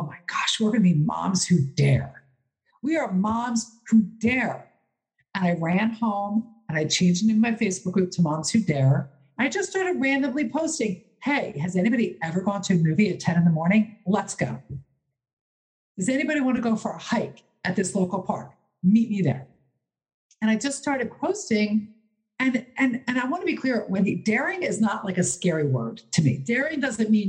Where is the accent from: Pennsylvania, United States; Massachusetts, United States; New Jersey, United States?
Pennsylvania, United States; Philadelphia; my hometown, Philadelphia